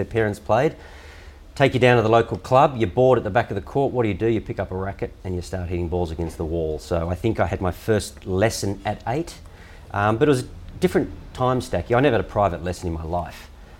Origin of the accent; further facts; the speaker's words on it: Canberra, Australian Capital Territory, Australia; I grew up in Canberra